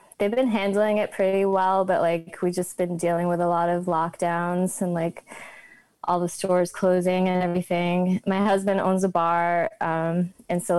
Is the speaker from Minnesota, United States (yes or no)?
no; an hour outside of Boston, Massachusetts, United States; moved away as an adult; now in Prague, Czech Republic; I grew up an hour outside of Boston, and then I went to college in Boston and stayed there ever, like, after that, up until I moved to Prague